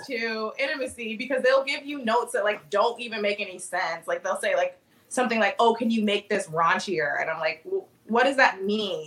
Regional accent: Annapolis, Maryland, United States; moved away as an adult; now in Chicago, United States; so I've been in Chicago for the past 10 years, but I'm originally from Annapolis, Maryland

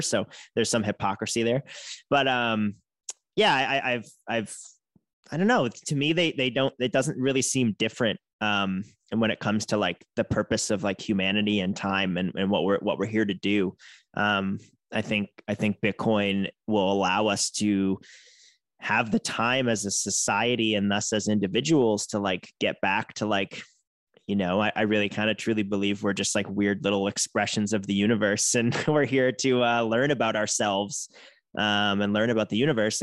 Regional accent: outside of Boston, Massachusetts, United States; moved away as an adult; now in San Francisco Bay Area, United States; I grew up outside of Boston

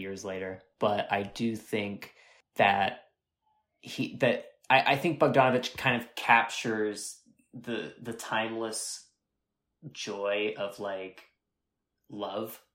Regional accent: Northeast Ohio, United States; I'm from, uh, a little rural town of three thousand people, uh, in Northeast Ohio, um, pretty close to Youngstown

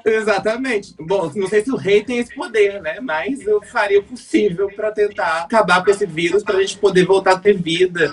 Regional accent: Brazil; sou do Brasil

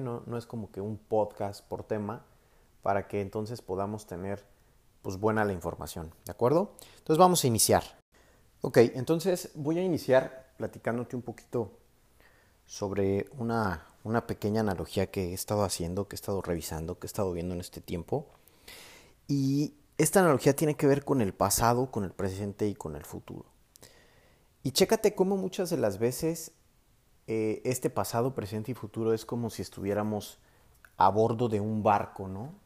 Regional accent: Mexico; Soy mexicano, tengo 27 años actualmente

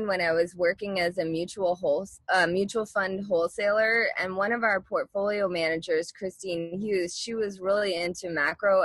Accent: Halifax, Nova Scotia, Canada; moved away as an adult; also born or lived in Ontario / Florida; I grew up in Halifax, Nova Scotia, Canada

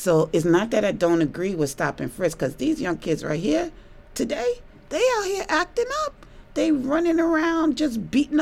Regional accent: New York City, New York, United States; I grew up in Harlem

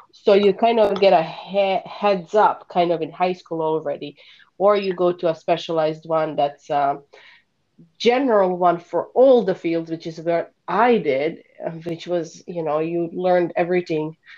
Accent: Bosnia & Herzegovina; English is a second language; moved away as an adult; now in Chicago, United States; I currently live just outside of Chicago with my family, and I am originally from Bosnia. I moved to US at the age of 19 to go to college

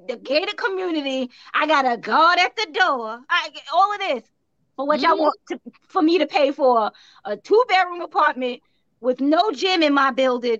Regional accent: New York City, New York, United States; now in New York City, United States; I absolutely love New York. Like, I'm a New Yorker through and through

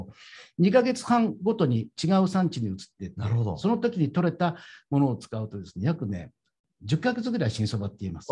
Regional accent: Tokyo, Japan; 芝で生まれて芝で育った、えまあ、江戸っ子の、えー、端くれ

